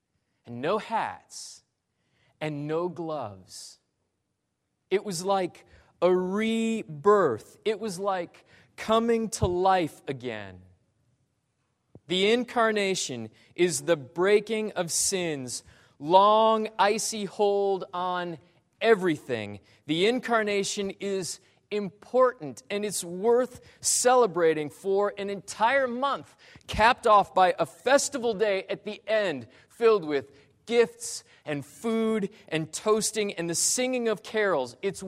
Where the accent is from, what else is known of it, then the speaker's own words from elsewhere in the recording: Great Falls, Montana, United States; born there; I was born in Great Falls, Montana, of all places.